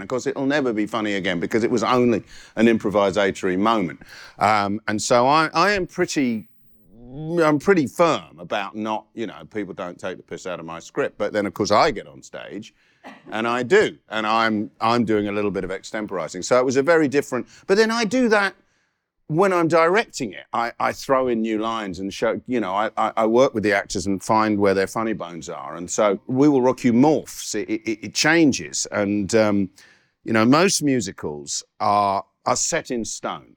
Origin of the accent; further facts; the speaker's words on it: Guildford, South East England, United Kingdom; also born or lived in Catford, London; We moved to Guildford in 1968. I was born in Catford